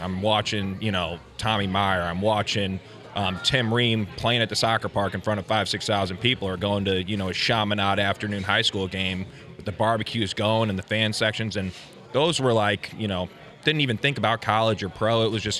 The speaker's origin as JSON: {"language": "English", "town": "Ballwin", "region": "Missouri", "country": "United States", "tie": "born or raised there", "said": "I grew up in Baldwin."}